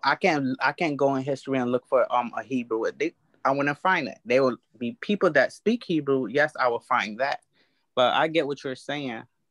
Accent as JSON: {"language": "English", "region": "England", "country": "United Kingdom", "said": "That's like calling me English. I'm English."}